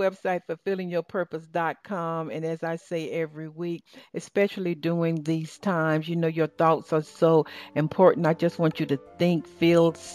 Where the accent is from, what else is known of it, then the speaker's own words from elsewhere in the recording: the South, Southern United States, United States; accent: Southern; my Southern accent